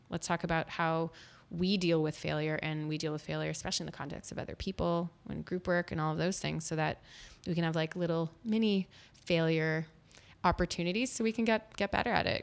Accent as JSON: {"language": "English", "town": "Winnipeg", "region": "Manitoba", "country": "Canada", "tie": "born or raised there", "also_born_or_lived": "Ottawa", "moved": "as an adult", "said": "I grew up in Winnipeg, Manitoba, and I'm very proud"}